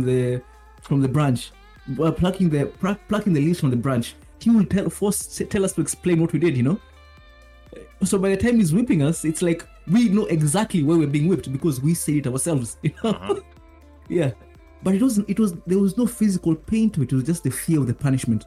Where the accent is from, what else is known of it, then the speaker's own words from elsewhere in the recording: Kenya; now in Japan; Growing up in Kenya, when I was in primary school, which is elementary school